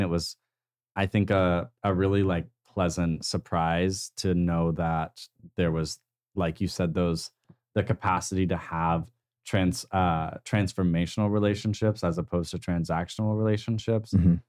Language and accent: English; Tulsa, Oklahoma, United States; growing up in Tulsa